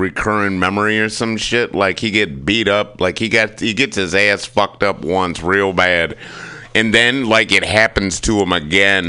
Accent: Michigan, United States; I'm from Michigan

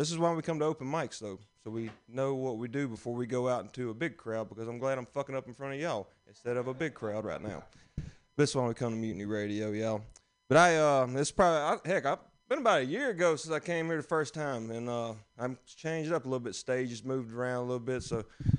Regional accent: Alabama, United States; But I am from Alabama. Thank y'all. Thank y'all for cheering for Alabama.

